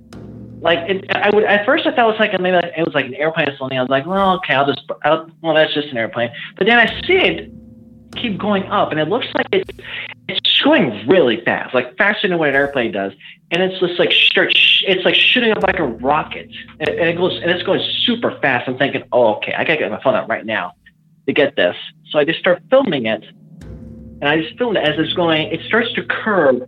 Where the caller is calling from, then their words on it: Illinois, United States; I'm literally, I'm calling from Illinois